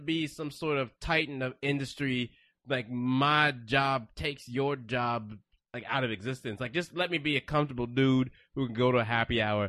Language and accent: English; Houston, Texas, United States; moved away; I grew up in Houston, Texas